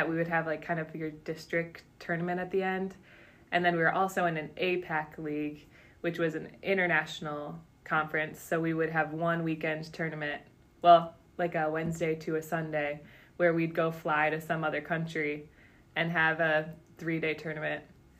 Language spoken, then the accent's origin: English; Stevensville, Michigan, United States; moved away as an adult; Yeah, so I grew up in Southwest Michigan in Stevensville and went to Lakeshore High School, the public high school there